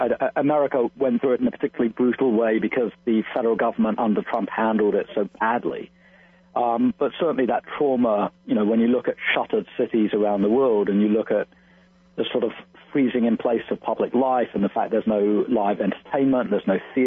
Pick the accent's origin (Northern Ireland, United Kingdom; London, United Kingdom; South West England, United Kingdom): London, United Kingdom; moved away; I'm from London originally. And so, you know, I have my childhood friends still live in London.